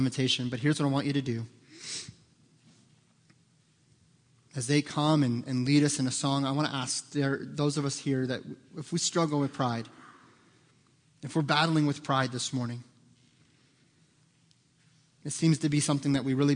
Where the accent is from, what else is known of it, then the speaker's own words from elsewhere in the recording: United States; American Christians